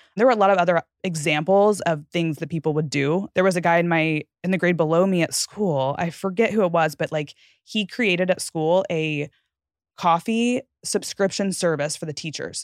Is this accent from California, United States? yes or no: no; Fort Worth, Texas, United States; moved away as an adult; I grew up in the gated community directly across the street from this school